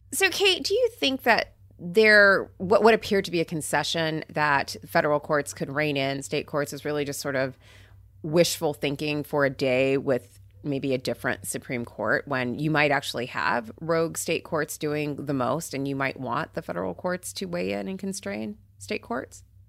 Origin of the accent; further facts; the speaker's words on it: Port St. Lucie, Florida, United States; I grew up in Port Saint Lucie where there was a nuclear power plant that powered our city